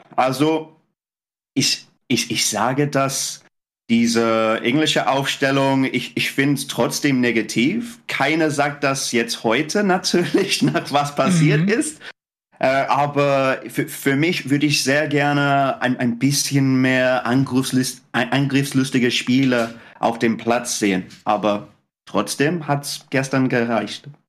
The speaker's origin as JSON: {"language": "German", "region": "England", "country": "United Kingdom", "second_language": "German", "said": "als Engländer"}